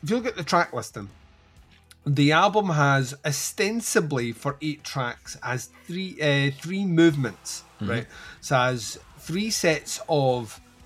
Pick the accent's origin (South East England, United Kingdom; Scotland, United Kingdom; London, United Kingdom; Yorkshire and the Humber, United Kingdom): Scotland, United Kingdom; accent: Scottish; We're Scottish